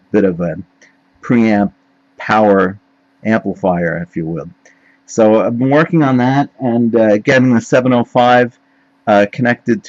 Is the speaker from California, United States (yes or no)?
no; New York City, New York, United States; as a kid growing up in Queens, which is on Long Island